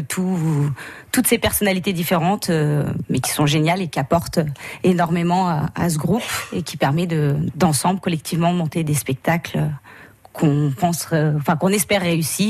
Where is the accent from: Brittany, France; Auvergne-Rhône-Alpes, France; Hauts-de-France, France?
Auvergne-Rhône-Alpes, France; Saint-Étienne-de-Saint-Geoirs; à l'origine, on est de Saint-Étienne-de-Saint-Joire